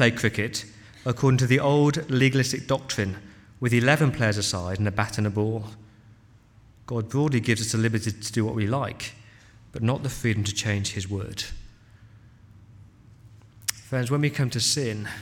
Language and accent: English; England, United Kingdom; as an Englishman